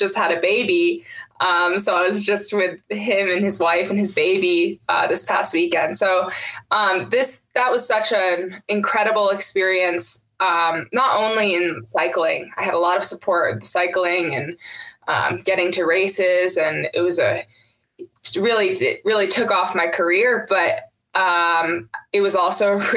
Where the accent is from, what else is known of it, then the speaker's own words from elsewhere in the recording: Duanesburg, New York, United States; I grew up in Duanesburg, and I have four siblings